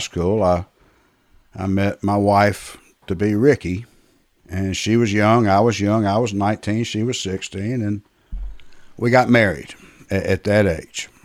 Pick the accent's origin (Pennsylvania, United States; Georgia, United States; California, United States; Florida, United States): Georgia, United States; Atlanta; I was born and raised in Atlanta